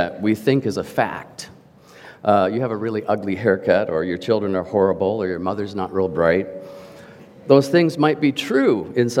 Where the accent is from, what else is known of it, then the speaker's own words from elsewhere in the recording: Canada; As a Canadian, I was given the privilege and growing up through school of learning French